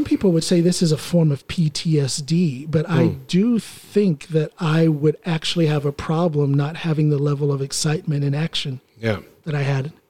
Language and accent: English; Ohio, United States; moved away as an adult; also born or lived in Chicago suburbs, Illinois; now in Norway; I'm born and raised in Ohio. I'm a country boy.